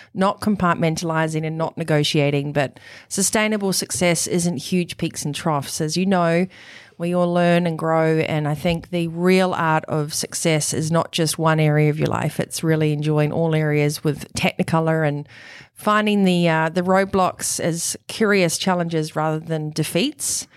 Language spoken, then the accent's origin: English; New Zealand; also born or lived in Europe / Italy; now in Noosa, Australia; you can probably tell from the accent that I was born in New Zealand